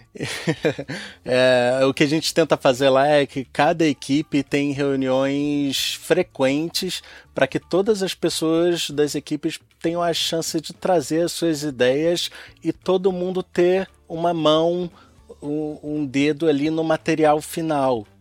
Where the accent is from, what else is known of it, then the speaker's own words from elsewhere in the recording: Rio de Janeiro, Brazil; nasci e cresci aqui no Rio de Janeiro, embora minha família seja toda do Rio Grande do Norte